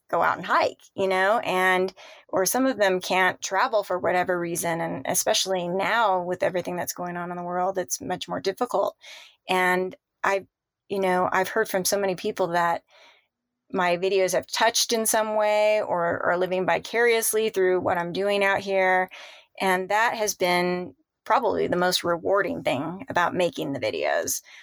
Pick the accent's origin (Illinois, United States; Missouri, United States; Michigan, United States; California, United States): California, United States; Southern; moved away as an adult; also born or lived in San Clemente, California; I born and raised in Southern California